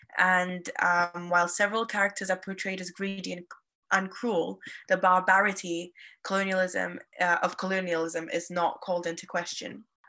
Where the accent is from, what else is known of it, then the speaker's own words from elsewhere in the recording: Nigeria; As I'm an Indian student who grew up in Nigeria, my love for literature stems from its ability to preserve identities